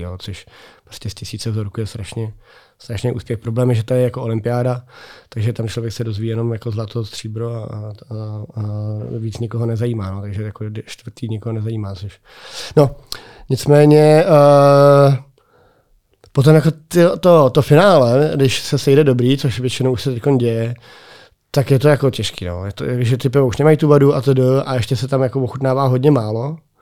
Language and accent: Czech; Czechia; u nás v Čechách